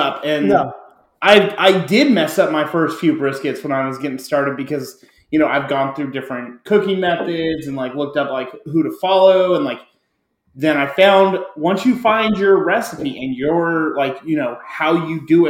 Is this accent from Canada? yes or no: no; Southern California, United States; growing up in Southern California